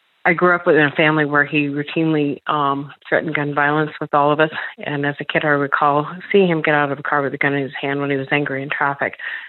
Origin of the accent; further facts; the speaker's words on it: Colorado, United States; I grew up in Colorado where guns are very prevalent.